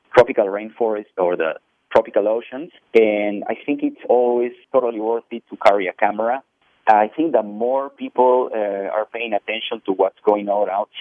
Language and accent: English; Peru; moved away; I grew up in Peru